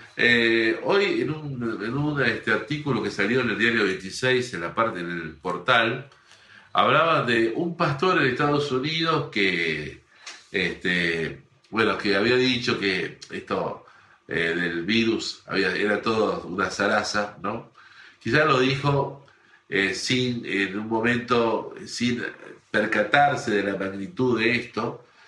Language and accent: Spanish; Argentina